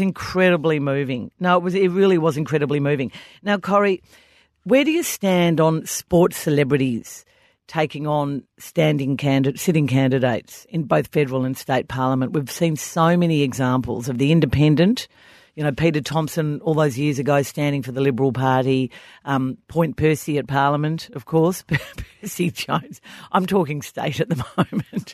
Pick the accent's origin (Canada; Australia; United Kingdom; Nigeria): Australia; as we Australians do pretty much every public holiday